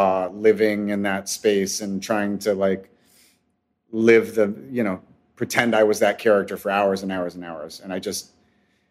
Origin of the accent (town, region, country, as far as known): West Covina, California, United States; born or raised there